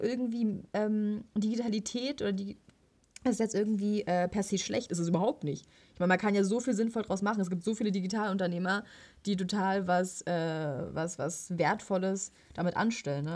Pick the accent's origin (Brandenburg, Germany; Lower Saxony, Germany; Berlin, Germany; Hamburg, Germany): Brandenburg, Germany; Potsdam; als äh, Potsdamer